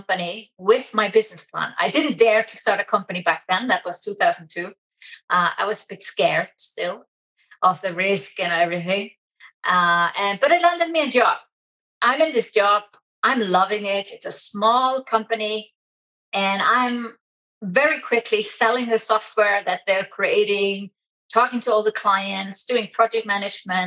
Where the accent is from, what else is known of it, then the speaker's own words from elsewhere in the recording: Iceland; moved away as an adult; also born or lived in Germany; I'm originally from Iceland